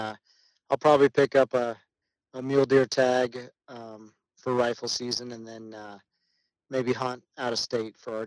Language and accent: English; Colorado, United States; also born or lived in Texas; I was born and raised here in Colorado. I did live a few years outside of Colorado down in Texas